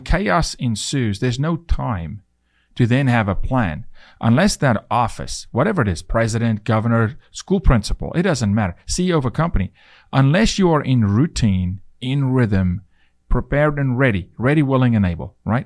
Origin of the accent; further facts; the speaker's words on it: South Africa; now in United States; it was really difficult for me to become a citizen 'cause I was from South Africa